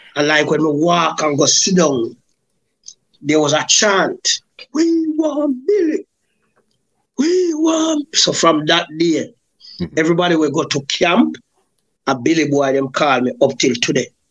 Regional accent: Macca Tree, Saint Catherine, Jamaica; born or raised there; also born or lived in Spanish Town, Jamaica

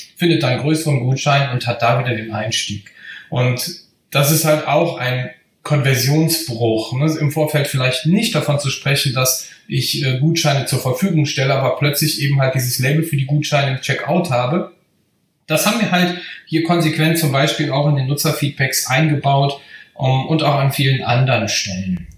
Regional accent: Bergisches Land, North Rhine-Westphalia, Germany; Ich komme äh, aus dem Bergischen Land

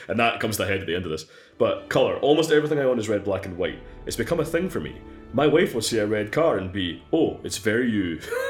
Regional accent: Scotland, United Kingdom; Yeah, like, I'm Scottish, but like, of your clan, it's a whole other fucking mess.

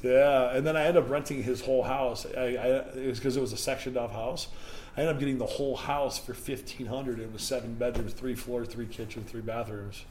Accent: Indiana, United States; moved away; also born or lived in Chicago / Detroit; my hometown in Indiana

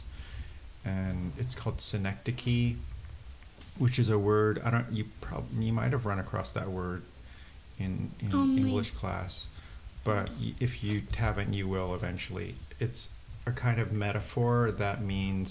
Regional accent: San Diego, California, United States; also born or lived in Wallingford, Connecticut; now in Brooklyn, United States; I live in Brooklyn, but I grew up in San Diego. I live in Brooklyn and San Diego, but I grew up in San Diego and Wallingford, Connecticut

